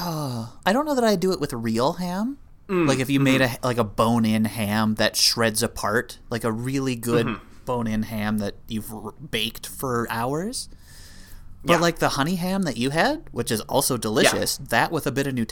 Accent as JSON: {"language": "English", "country": "Canada", "said": "That's like, we're Canadian. That's not weird."}